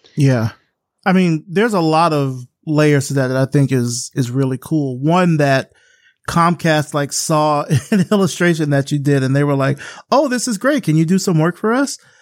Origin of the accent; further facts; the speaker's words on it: Selma, Alabama, United States; I'm from Selma, Alabama. So I grew up in that kind of cradle of the civil rights movement